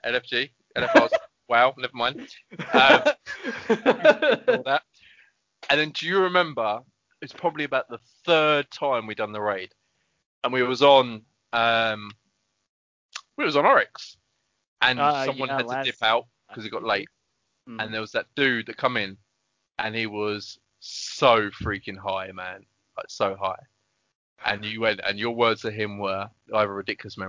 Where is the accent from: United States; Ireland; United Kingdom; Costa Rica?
United Kingdom; I'm British